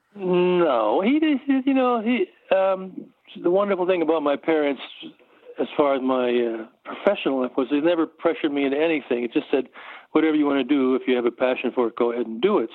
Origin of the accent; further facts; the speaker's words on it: Norwalk, Connecticut, United States; moved away; I grew up in Norwalk, Connecticut, and I was there through my high school years.